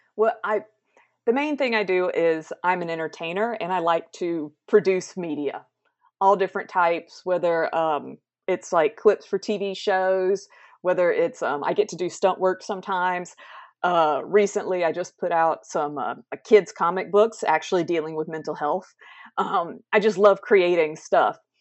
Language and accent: English; South Carolina, United States; I am from South Carolina, the United States, which is where I'm at now.